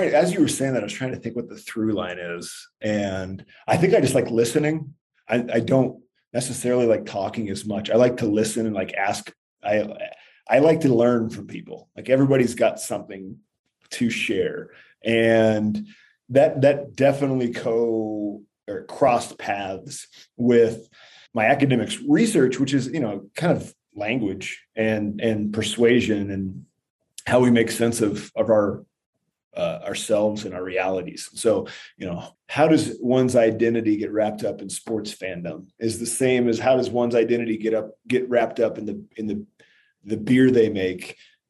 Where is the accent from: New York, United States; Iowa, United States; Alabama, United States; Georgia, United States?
Iowa, United States; Columbus Junction; now in Denver, United States; I am from Columbus Junction. So it's just south of Iowa City.